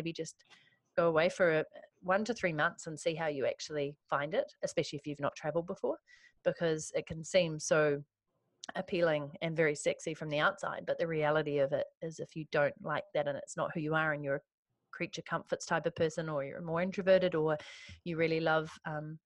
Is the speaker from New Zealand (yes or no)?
yes; New Zealand; moved away as an adult; also born or lived in London / Vancouver; I moved from New Zealand to London for 2.5 years